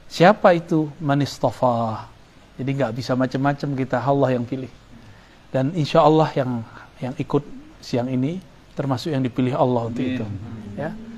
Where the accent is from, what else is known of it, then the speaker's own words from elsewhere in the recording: Sumatra, Indonesia; itu yang hilang di kampung saya di Sumatera itu hilang